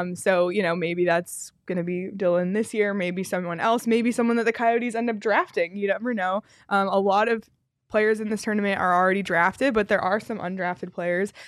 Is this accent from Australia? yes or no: no; Toronto, Ontario, Canada; moved away as an adult; I grew up in Toronto. I spent all my winters in Toronto until the last, like, three or so years